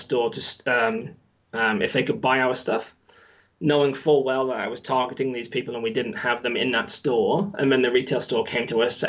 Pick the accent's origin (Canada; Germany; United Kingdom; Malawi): United Kingdom; West Midlands; now in New Zealand; As you said, Englishman, living in New Zealand, my accent is all over the place now. originally from the West Midlands, so that accent is not there, although I can do it if need be.